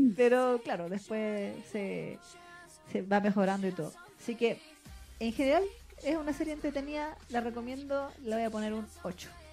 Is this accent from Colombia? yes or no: no; Chile; Chile en particular las mujeres tendíamos a tener la voz más grave que en otros países